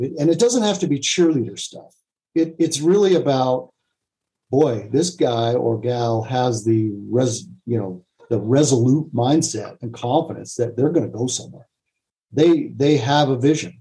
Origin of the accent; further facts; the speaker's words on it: United States; I'm an American